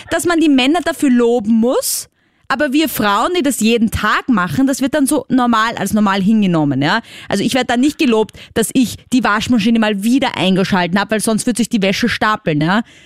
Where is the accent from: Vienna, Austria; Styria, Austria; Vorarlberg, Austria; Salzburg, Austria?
Vienna, Austria; ich komme aus Wien, also aus der großen Stadt quasi